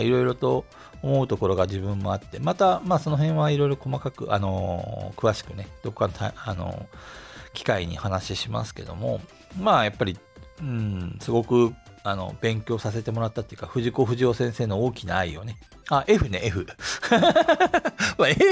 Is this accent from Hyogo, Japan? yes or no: no; Asahikawa, Hokkaido, Japan; moved away as an adult; also born or lived in Tokyo; now in Hiroshima, Japan; 旭川、えー、出身の人間なんですけども、北海道